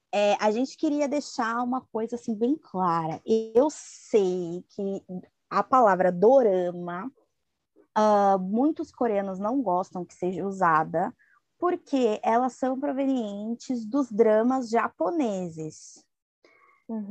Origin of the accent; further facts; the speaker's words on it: Brazil; Nós brasileiros noveleiros